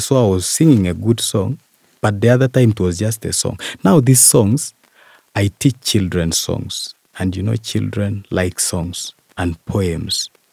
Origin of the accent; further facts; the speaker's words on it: Bukwa, Eastern Region, Uganda; from Bukwa sub